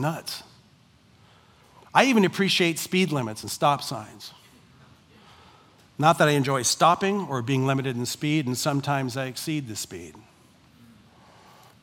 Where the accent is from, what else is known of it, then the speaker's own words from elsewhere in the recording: United States; I am first and foremost a Christian who happens to be an American.